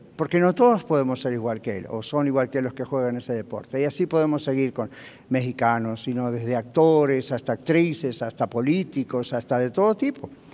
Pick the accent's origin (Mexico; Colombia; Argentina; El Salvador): Argentina; moved away as an adult; now in United States; Cuando yo estaba en mi país de origen, en Argentina